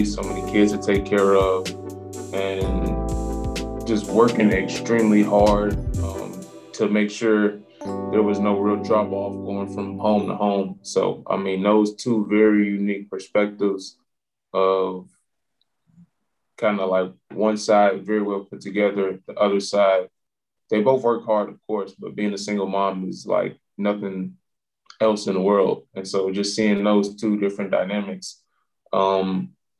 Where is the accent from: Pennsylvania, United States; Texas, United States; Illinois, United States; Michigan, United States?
Illinois, United States; Chicago; moved away; I'm from the South Side.